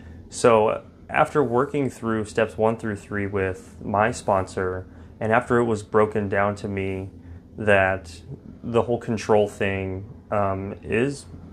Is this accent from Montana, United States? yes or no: no; Fort Worth, Texas, United States; I'm from Fort Worth, Texas.